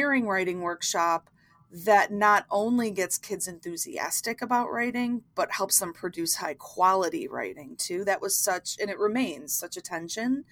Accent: Buffalo, New York, United States; I'm from Buffalo, New York.

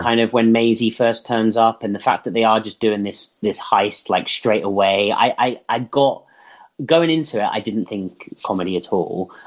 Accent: England, United Kingdom; we do not have basements in many houses in england

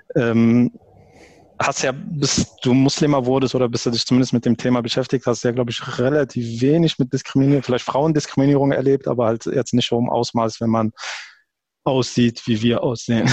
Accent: Germany; ich bin, ich bin Deutscher

